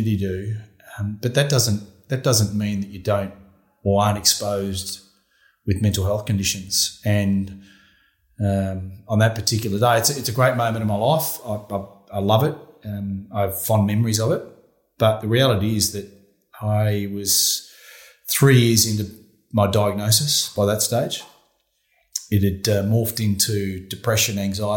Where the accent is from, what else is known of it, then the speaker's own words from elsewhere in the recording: Warrnambool, Victoria, Australia; also born or lived in New Zealand; spent 14 years growing up in Warrnambool. It was a great place to grow up and I had a really good childhood